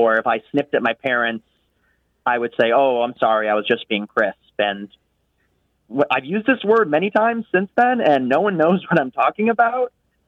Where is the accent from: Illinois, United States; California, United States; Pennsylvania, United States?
Illinois, United States; Chicago; now in San Antonio, United States; I grew up in Chicago